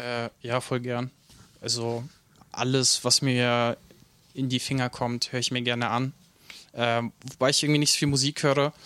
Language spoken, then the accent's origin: German; Nuremberg, Bavaria, Germany; born or raised there; also born or lived in Ukraine